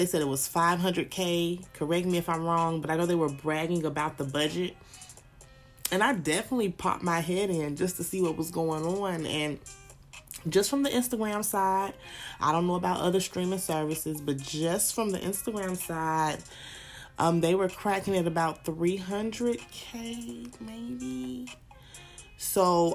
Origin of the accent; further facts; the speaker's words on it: the South, United States; I'm from the South